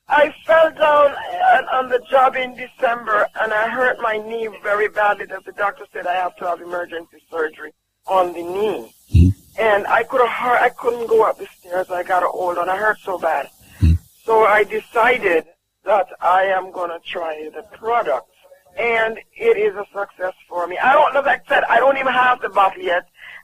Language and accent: English; Jamaica